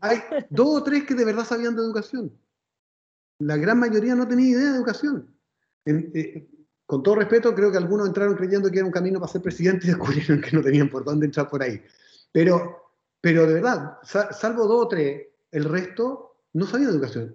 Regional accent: Viña del Mar, Valparaíso, Chile; yo soy de Viña, entonces además eh, podemos quejar como buenos provincianos

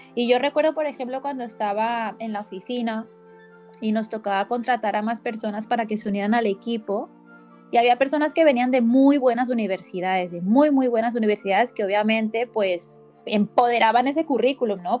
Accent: Barcelona, Catalonia, Spain; coach de bienestar y soy de Barcelona, España

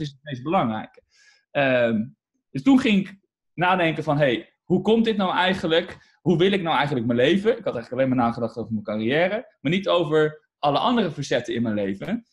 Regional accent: Utrecht, Netherlands; ik ben in Utrecht en daar woon ik eigenlijk al mijn hele leven

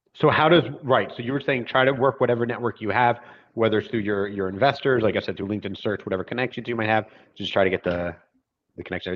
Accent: Philadelphia, Pennsylvania, United States; now in Israel; I'm from the East Coast, I'm from Philly

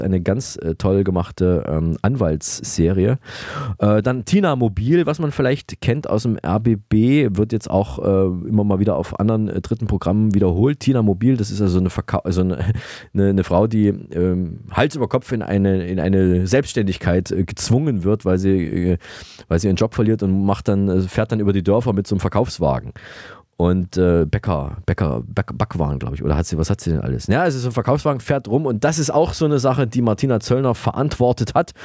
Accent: Saalfeld-Rudolstadt, Thuringia, Germany; moved away; Was gibt es Neues aus Saalfeld-Rudolstadt? Was ist in meiner alten Heimat passiert in den letzten zwei Wochen?

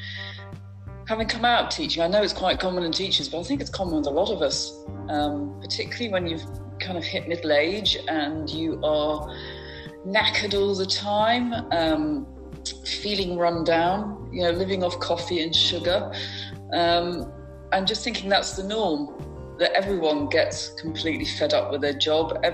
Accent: Berkshire, South East England, United Kingdom; now in Lincolnshire, United Kingdom; I grew up in Berkshire in the UK

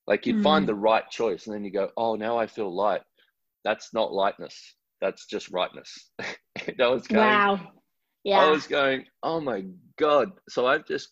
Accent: Australia; I'm an Australian man

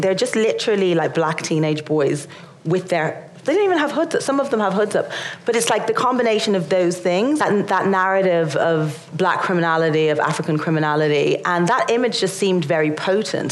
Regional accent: Ireland; being Irish and not being white

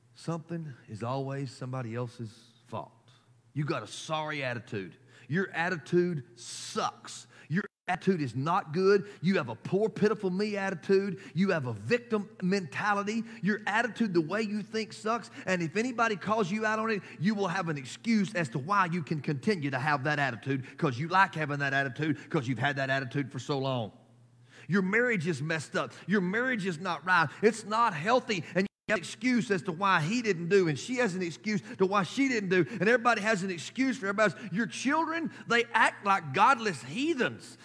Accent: United States; as American, as a nation

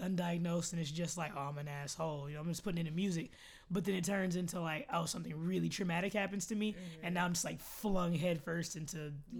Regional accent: Austin, Texas, United States; I'm from Austin, so festival capital.

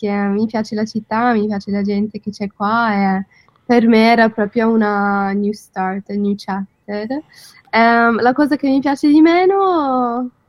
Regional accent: London, United Kingdom; Italian is a second language; moved away as an adult; now in Milan, Italy; sono di Londra.

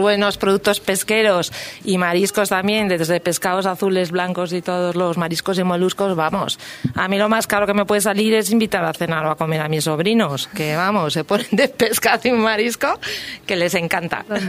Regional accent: Galicia, Spain; yo vengo de Galicia, con lo cual ya lo llevo en los genes

